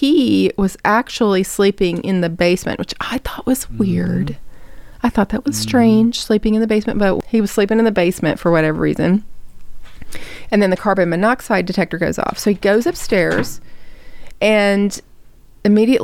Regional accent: the South, United States; I'm from the South

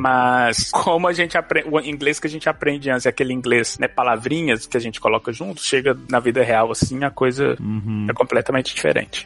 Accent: Belo Horizonte, Minas Gerais, Brazil; first language Portuguese; moved away as an adult; also born or lived in Austin, Texas; now in United States; Primeira vez que eu saí do Brasil pra vir pros Estados Unidos, eu lembro direitinho, eu saí de Belo Horizonte

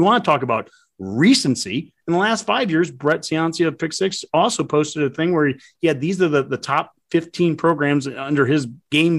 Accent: Columbus, Nebraska, United States; my hometown of Columbus

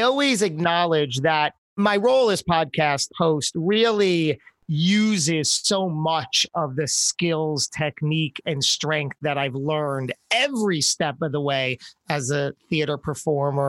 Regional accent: New Jersey, United States; also born or lived in New York City; my home state of New Jersey

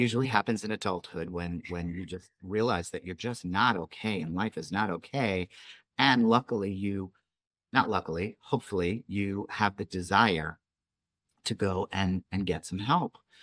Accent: New York, United States; moved away; I was a kid from New York

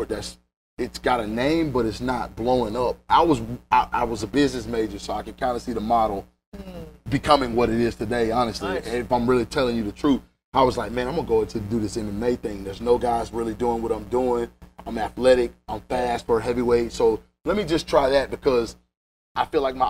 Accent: Homewood, Alabama, United States; she moved me to Homewood

